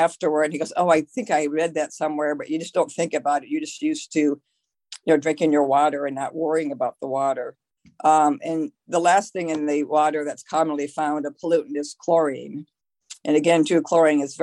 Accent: Midwest, United States; I'm from the Midwest, for instance, and our water in our city is one of the top five worst waters in the country.

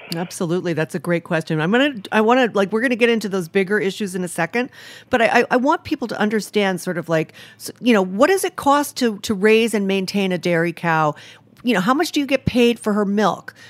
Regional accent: Rhode Island, United States; I'm from Rhode Island, and I actually live there most of the time now

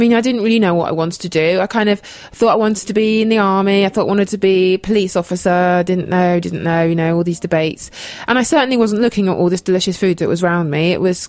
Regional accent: Oxfordshire, South East England, United Kingdom; also born or lived in London / Devon; I was born in London, and I grew up in Oxfordshire, the home counties, as we say.

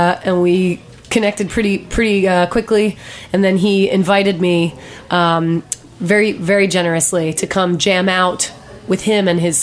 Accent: Delaware, United States; now in New York, United States; I grew up in Delaware.

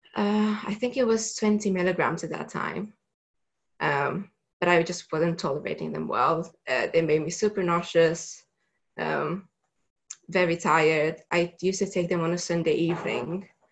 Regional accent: Romania; moved away as an adult; I'm originally from Romania, so I had to go back home um, for the summer holidays

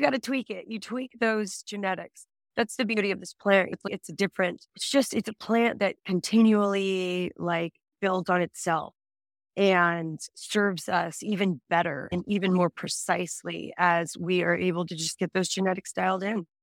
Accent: Texas, United States; I'm Texan.

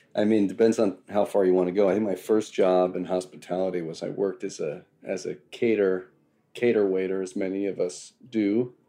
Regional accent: Long Island, New York, United States; also born or lived in Elizabeth Street, Manhattan, New York City; now in New York City, United States; I grew up on Long Island

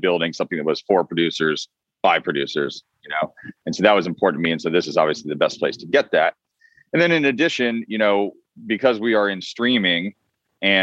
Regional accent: Vermont, United States; also born or lived in Boston, Massachusetts; now in Los Angeles, United States; I was born in Boston and I grew up quite a bit in Vermont.

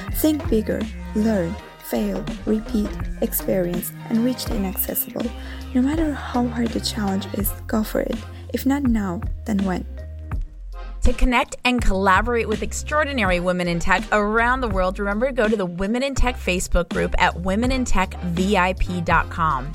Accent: Azerbaijan; now in Rome, Italy; Although I am living in Rome, originally I am from Azerbaijan

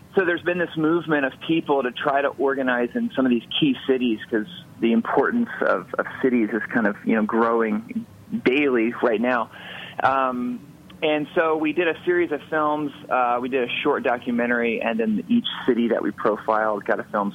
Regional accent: Atlanta, Georgia, United States; moved away as an adult; also born or lived in Los Angeles; I grew up in Atlanta, and then after high school I moved out to Los Angeles

